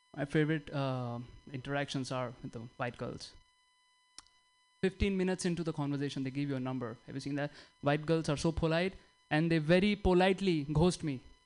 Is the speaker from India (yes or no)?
yes; India; now in United States; I'm from India